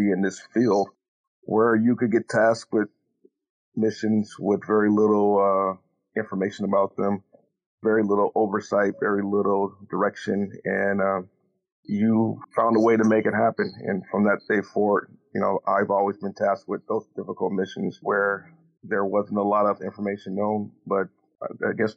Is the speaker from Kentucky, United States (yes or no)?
no; Buffalo, New York, United States; also born or lived in Thomaston, Georgia; now in Charleston, United States; I was raised in Buffalo, New York